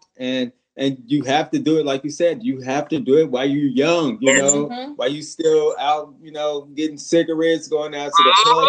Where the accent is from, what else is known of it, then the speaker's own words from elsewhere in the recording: Chicago, Illinois, United States; I'm from Chicago too